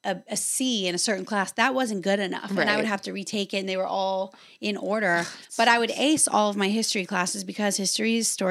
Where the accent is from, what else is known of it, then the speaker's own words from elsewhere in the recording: North Louisiana, United States; moved away; I was born in North Louisiana. Okay. I grew up in a dairy farm town.